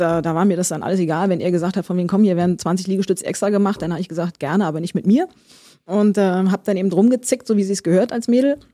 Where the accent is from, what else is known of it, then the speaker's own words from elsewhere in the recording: Berlin, Germany; Wir Berliner